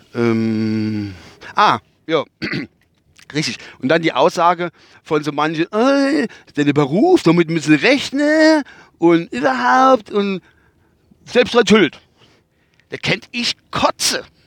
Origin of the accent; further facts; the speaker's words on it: North Rhine-Westphalia, Germany; accent: Westphalian; now in Kusel, Germany; mein Dialekt ist der Westfälsische Dialekt